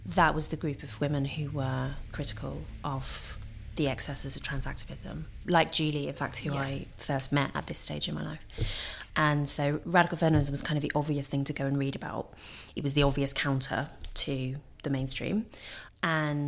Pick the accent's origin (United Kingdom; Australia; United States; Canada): United Kingdom; London; I grew up in London.